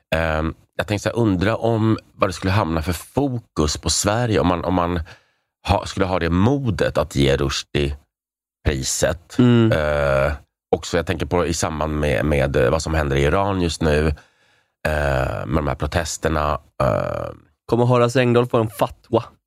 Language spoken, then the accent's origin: Swedish; Prague, Czechia; now in Sweden; jag är från Prag